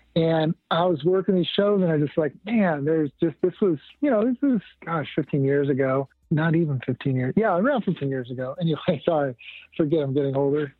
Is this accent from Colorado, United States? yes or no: no; rural Texas, United States; I grew up in Texas in a um, entrepreneur family business